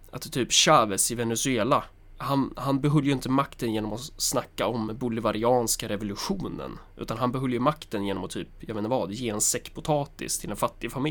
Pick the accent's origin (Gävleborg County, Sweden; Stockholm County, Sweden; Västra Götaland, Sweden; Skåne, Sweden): Skåne, Sweden; Helsingborg; Jag är från Helsingborg.